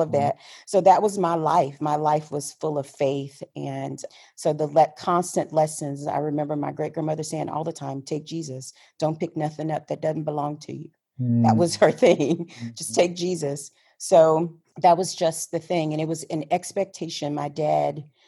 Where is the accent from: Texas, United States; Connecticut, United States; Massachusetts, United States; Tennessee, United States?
Texas, United States; Houston; I grew up in Houston, born and raised in Houston, Texas.